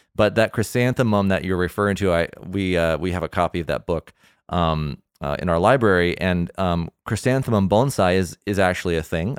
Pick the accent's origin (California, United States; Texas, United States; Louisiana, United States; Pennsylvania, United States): California, United States; Southern; I am from Southern California too